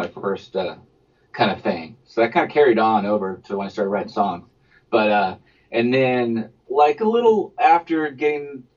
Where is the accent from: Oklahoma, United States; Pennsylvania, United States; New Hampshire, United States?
Oklahoma, United States; also born or lived in Houston, Texas; we moved to Oklahoma when I was 8